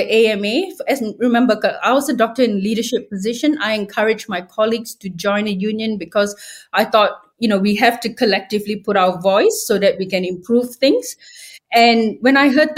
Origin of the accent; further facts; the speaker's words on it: Malaysia; moved away as an adult; also born or lived in regional Victoria, Australia; now in Australia; when I grew up in Malaysia, there was a lot of censorship